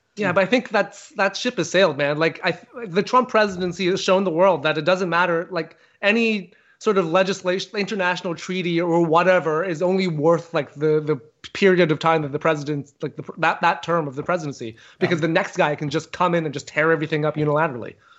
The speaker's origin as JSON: {"language": "English", "country": "Canada", "said": "I'm a Canadian comedian"}